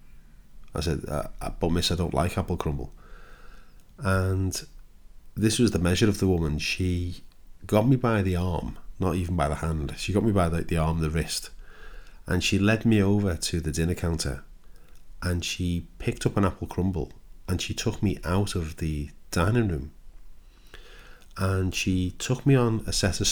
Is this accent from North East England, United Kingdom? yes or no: no; Liverpool, North West England, United Kingdom; now in Kent, United Kingdom; I live in Kent now, but when I was a young boy, I was born in Liverpool